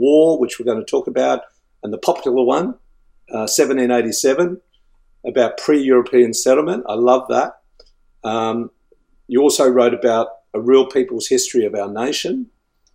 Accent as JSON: {"language": "English", "region": "Tasmania", "country": "Australia", "tie": "born or raised there", "said": "as I was growing up in Tasmania, you know, we'd go to the Hobart Museum"}